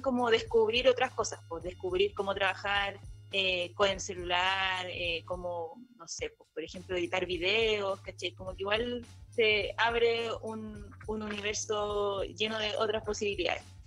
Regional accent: Santiago, Santiago Metropolitan Region, Chile; Yo soy de Santiago, pero estoy

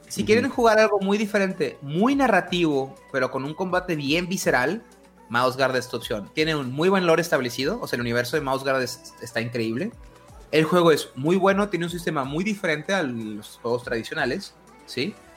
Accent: northern Mexico, Mexico; aquí estoy hablando desde mi privilegio norteño, es nada más tengo que manejar una hora y media para llegar a, Estados Unidos

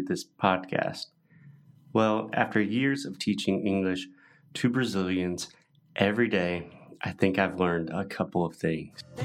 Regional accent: United States; moved away; I was born and raised in the U.S. in the United States

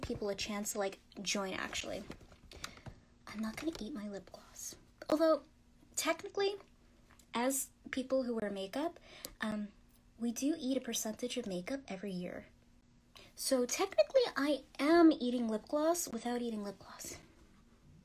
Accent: Yonkers, New York, United States; I was born in New York, specifically in Westchester, which is Yonkers

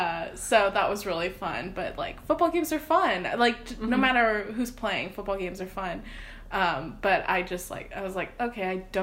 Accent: Austin, Texas, United States; moved away as an adult; also born or lived in College Station, Texas / San Fernando Valley, California; I grew up in Austin

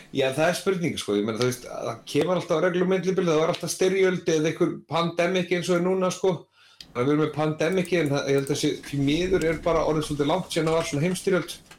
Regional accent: Iceland

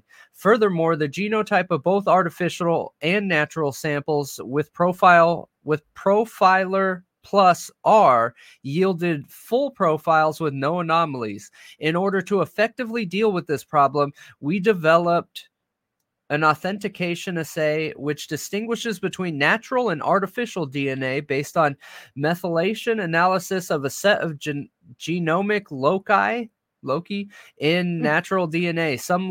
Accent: California, United States; I'm from California, bro.

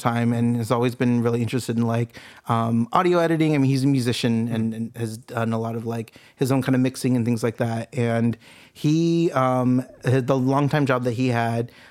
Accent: Santa Ana, California, United States; moved away as an adult; now in Long Beach, United States; I grew up in Santa Ana

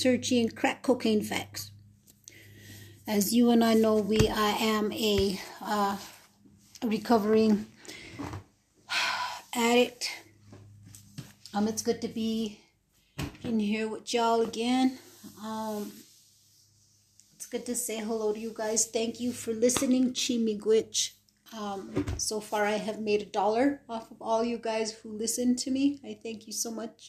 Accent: New Mexico, United States; I was born and raised in New Mexico

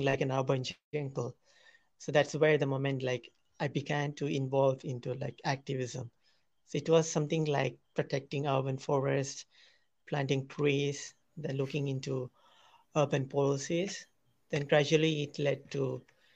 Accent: Kerala, India; also born or lived in New Delhi; I am from Kerala, India.

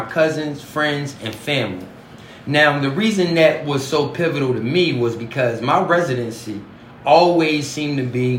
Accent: the South, United States; Growing up in the South gave me access to plenty of open spaces and plenty of tools and material to use those tools on.

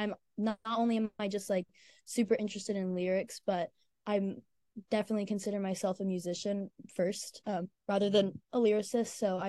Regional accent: Virginia, United States; born there; also born or lived in Nashville / Mississippi; I was born in Virginia, but I also lived in Nashville and Mississippi.

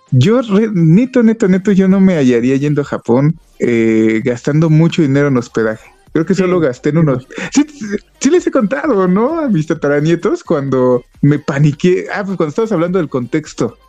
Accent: Mexico City, Mexico; also born or lived in Toluca Valley; yo soy de la Ciudad de México y donde vivía era una zona muy, pues muy compleja

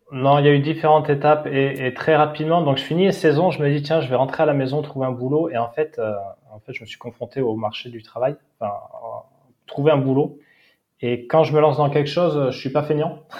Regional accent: Seignosse / Hossegor, Nouvelle-Aquitaine, France; also born or lived in Australia / Val d'Isère; j'ai grandi en face de l'océan

